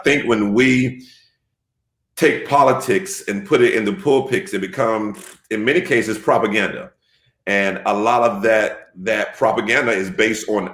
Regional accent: Jacksonville, Florida, United States; moved away as an adult; also born or lived in Miami, Florida; now in Savannah, United States; I was born and raised in Jacksonville for the most part. I relocated to Miami, Florida in about 93 to finish high school and then moved back to Jacksonville in 96.

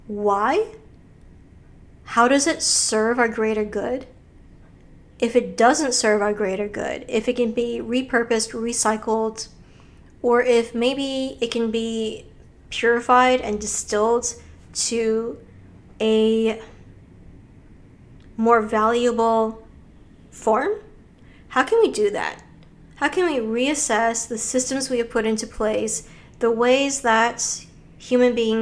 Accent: Hawaii, United States; I grew up in Hawaii in a very spiritual place

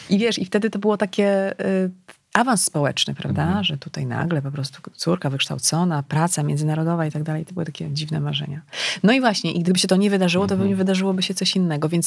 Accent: Legnica, Lower Silesian Voivodeship, Poland; Ponieważ ja pochodzę z Legnicy, tak, Guten Morgen, to mm, wiesz, bliskość e, granicy niemieckiej, to, to był rzut beretem. E, to był początek, ja szłam do liceum na początku lat 90.

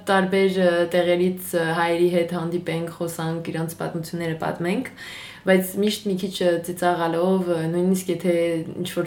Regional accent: Marseille, Provence-Alpes-Côte d'Azur, France; now in Paris, France; Ես ծնվել եմ Մարսել քաղաքում, Ֆրանսիայում եւ հիմա աշխատում եմ որպես լրագրող բայց հայ եմ

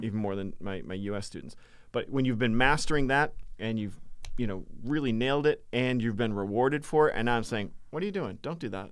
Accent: Massachusetts, United States; Born and raised in Massachusetts.

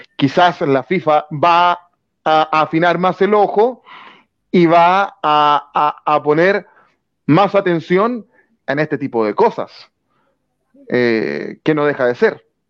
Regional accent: Chile

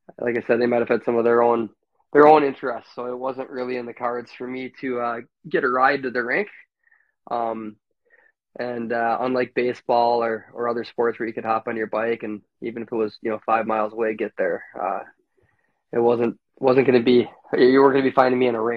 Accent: Maple Grove, Minnesota, United States; also born or lived in Williston, North Dakota; landed in Maple Grove, Minnesota, a lot different Maple Grove, Minnesota than now, at roughly the age of five or six, where I started my journey here and went to elementary school

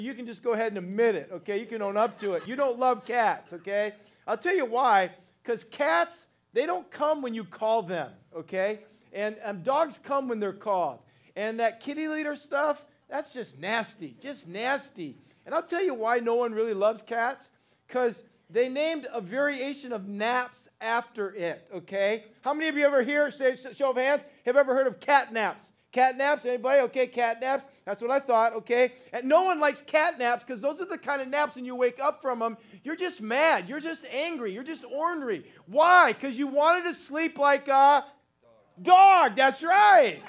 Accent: Ohio, United States; now in California, United States; I'm actually from Ohio originally and made my way out to California many, many years ago

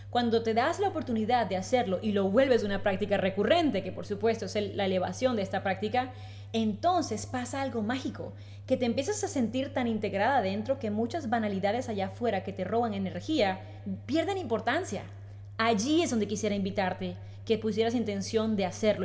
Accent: Colombia; moved away as an adult; now in Spain; soy colombiana, de hace tres años tengo el placer de vivir en España

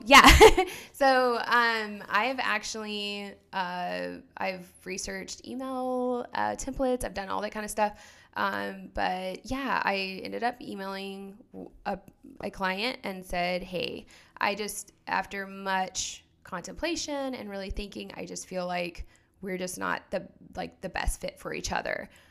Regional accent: Oklahoma, United States; moved away as an adult; also born or lived in North Carolina; now in Phoenix, United States; I'm originally from Oklahoma, um, and we were I, both of us were kind of born and raised out there.

